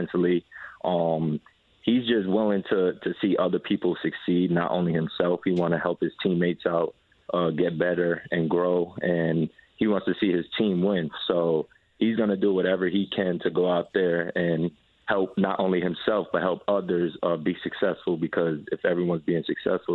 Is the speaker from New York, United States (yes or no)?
yes; New York, United States; moved away as an adult; now in Indianapolis, United States; that's my hometown